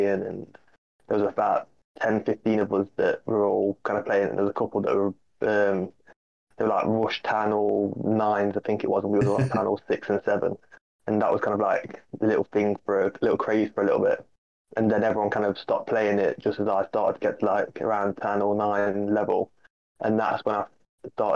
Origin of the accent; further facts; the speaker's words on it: Derby, East Midlands, United Kingdom; I'm from Derby